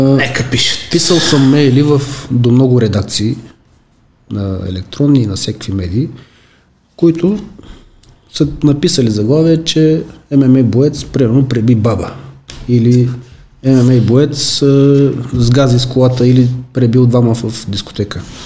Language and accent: Bulgarian; Veliko Tarnovo, Veliko Tarnovo Province, Bulgaria; Аз съм от Велико Търно